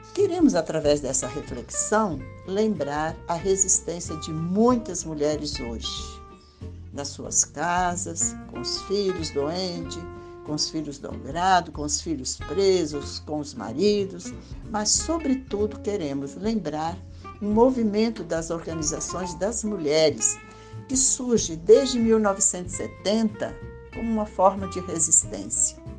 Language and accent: Portuguese; Linhares, Espírito Santo, Brazil; Eu sou daqui de Linhares